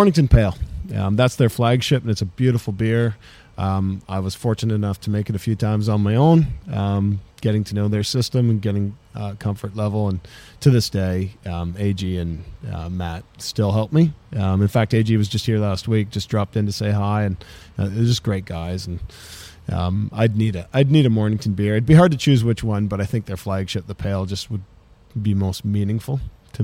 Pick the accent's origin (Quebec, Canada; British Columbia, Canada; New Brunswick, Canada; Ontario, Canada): Ontario, Canada; moved away as an adult; now in Melbourne, Australia; I'm from Ontario, Canada